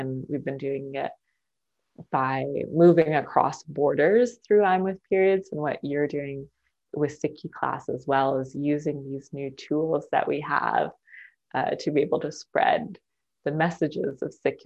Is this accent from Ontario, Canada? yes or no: no; Maple Ridge, British Columbia, Canada; moved away as an adult; also born or lived in Burnaby; now in Halifax, Canada; I was born in Burnaby, but grew up in Maple Ridge, Canada.